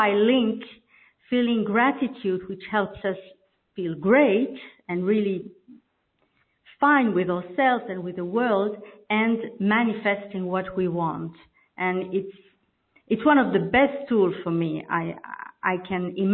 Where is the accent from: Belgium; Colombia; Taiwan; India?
Belgium; first language French; English is a second language; I'm from Belgium, and I'm speaking French normally, so this is my second language